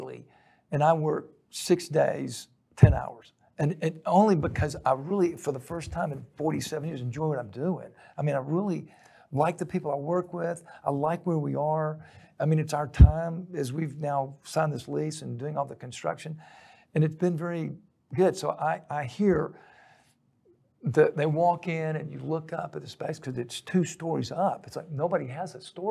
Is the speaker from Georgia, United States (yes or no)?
yes; Rome, Georgia, United States; So I grew up in Rome. I went to a school called Darlington.